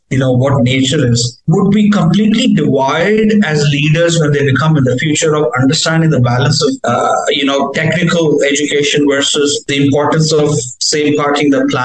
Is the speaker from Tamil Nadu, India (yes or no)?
no; Punjab, India; moved away; technically, yes, I'm from Punjab, but I always call myself a, a child of India because I got an opportunity to be around the whole country.